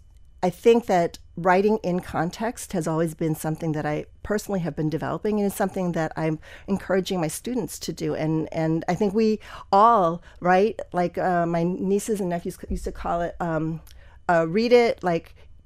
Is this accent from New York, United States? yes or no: no; Wisconsin, United States; also born or lived in Pennsylvania; I was born in Pennsylvania. My dad was a physician who moved around a lot. So we moved to like seven different places before we settled in Wisconsin.